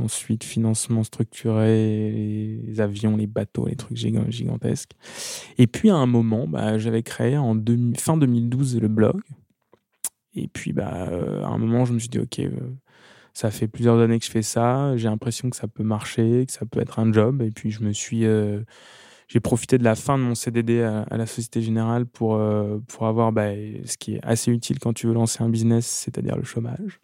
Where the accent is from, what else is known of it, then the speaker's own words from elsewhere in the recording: Amboise, Centre-Val de Loire, France; also born or lived in Tours / Blois; Amboise, où je suis, où j'ai grandi, Tours, euh, Chambre et Tours où je suis né